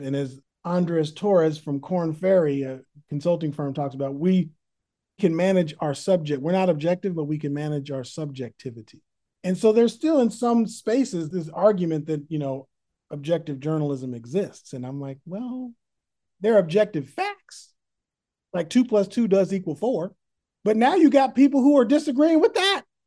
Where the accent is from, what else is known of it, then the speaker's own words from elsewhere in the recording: Berkeley, California, United States; also born or lived in San Francisco / Oakland; I was born in San Francisco, raised in Berkeley, California, then defected to Oakland